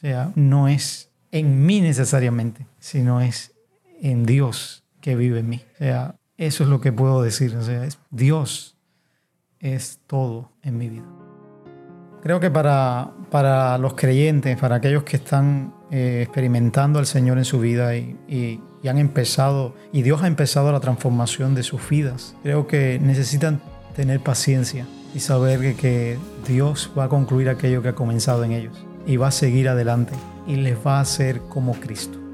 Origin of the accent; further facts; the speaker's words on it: La Palma, Pinar del Río, Cuba; now in Havana, Cuba; Nací en Pinar del Río, en La Palma, en un pueblo de campo. Allí, pues mi vida fue un tanto difícil